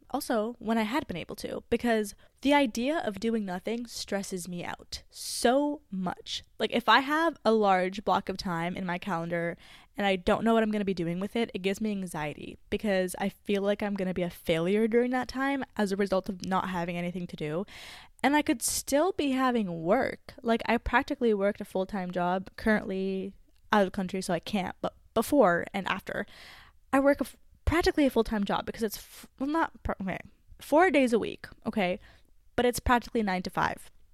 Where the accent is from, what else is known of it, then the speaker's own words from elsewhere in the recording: Canada; I am not in my home country, which I guess would be Canada